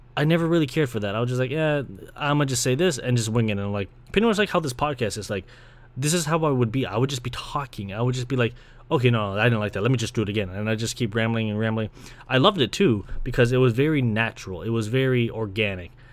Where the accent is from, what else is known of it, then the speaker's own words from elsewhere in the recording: Brampton, Ontario, Canada; moved away as an adult; now in Scarborough, Canada; I was born in Scarborough, funny enough, so I was born here back in ninety-two. And I was pretty much raised in Brampton